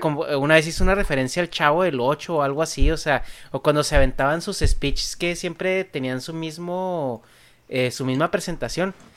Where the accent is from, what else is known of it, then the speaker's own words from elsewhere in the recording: Mexico; en México pues tenemos ciertas expresiones